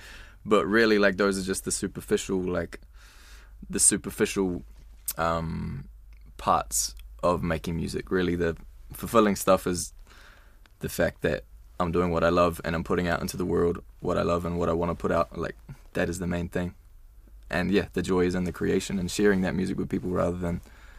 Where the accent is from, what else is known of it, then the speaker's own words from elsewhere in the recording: New Zealand; as Kiwi musicians, like, where else is our music going to be played if it's not going to be played here?